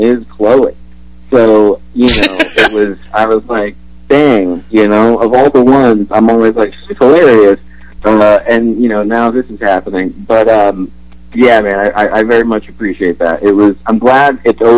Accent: Canada; as a Canadian

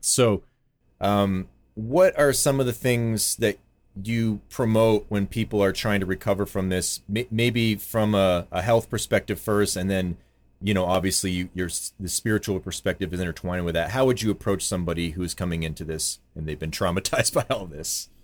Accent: Vermont, United States; I grew up on the East in Vermont

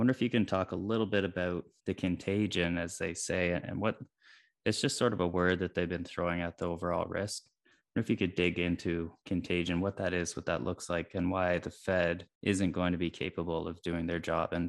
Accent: Canada; Me as a Canadian

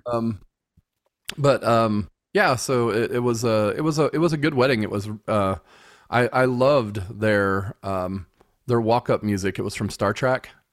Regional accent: United States; I'm an American

